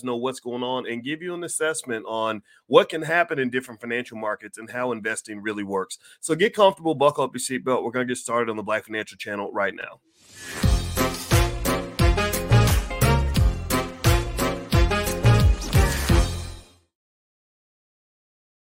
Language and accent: English; Kentucky, United States; Kentucky's my home state